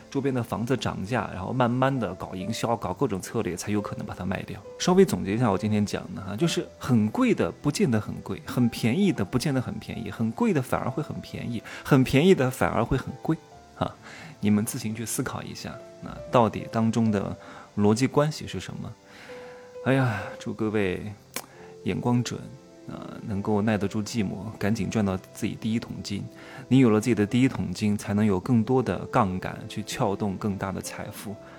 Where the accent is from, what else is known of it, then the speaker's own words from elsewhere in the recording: Wuhu, Anhui, China; moved away; 我的老家